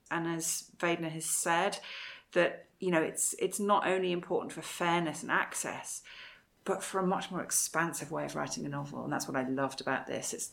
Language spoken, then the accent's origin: English; Wales, United Kingdom; also born or lived in England; I grew up partly in Wales, where it had